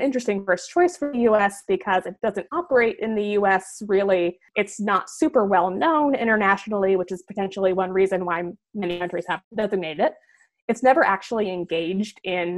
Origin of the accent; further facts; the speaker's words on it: Nebraska, United States; moved away; I'm from Nebraska originally